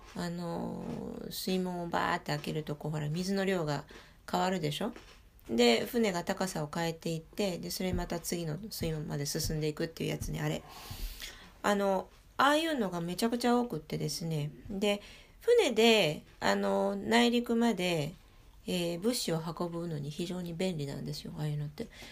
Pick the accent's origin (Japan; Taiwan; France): France; Paris, Île-de-France; 私も、あのパリで育ってるから